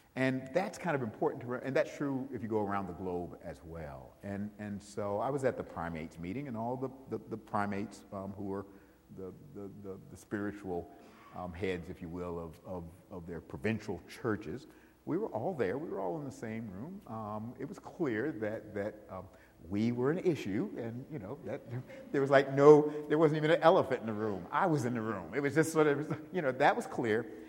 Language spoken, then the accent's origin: English; Buffalo, New York, United States; moved away; I grew up in Buffalo, New York